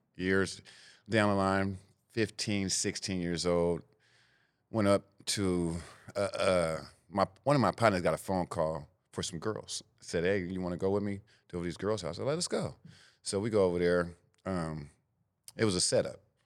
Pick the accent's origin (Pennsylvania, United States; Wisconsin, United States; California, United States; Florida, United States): California, United States; Sacramento; I grew up in Sacramento, California, the, the Del Paso Heights area, North Sac